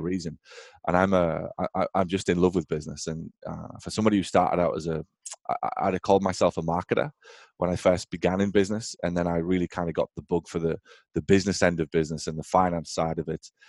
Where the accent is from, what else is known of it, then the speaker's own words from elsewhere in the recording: England, United Kingdom; moved away as an adult; now in United States; I'm obviously from England originally